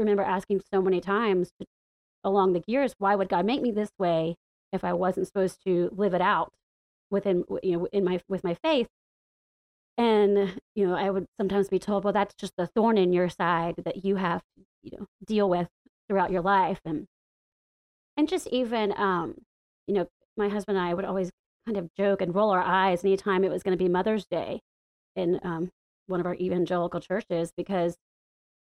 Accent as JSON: {"language": "English", "area": "the Bible Belt", "region": "the South", "country": "United States", "tie": "born or raised there", "moved": "as an adult", "lives_now": "Washington, D.C., United States", "said": "growing up in the Bible Belt and the buckle of the Bible Belt."}